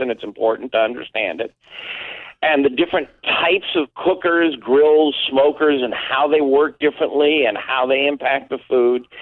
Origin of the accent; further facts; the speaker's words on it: East Coast, United States; now in Chicago suburbs, United States; I was raised on the East Coast with seafood